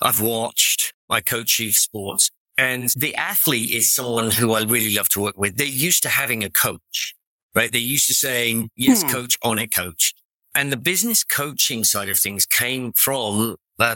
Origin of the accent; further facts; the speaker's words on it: England, United Kingdom; accent: English; moved away as an adult; now in Orange County, United States; I'm English accent.